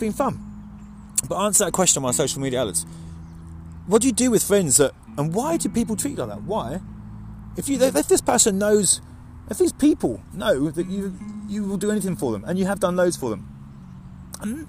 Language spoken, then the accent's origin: English; Mildenhall, East of England, United Kingdom; There's a few people in this world that I grew up with in Mildenhall.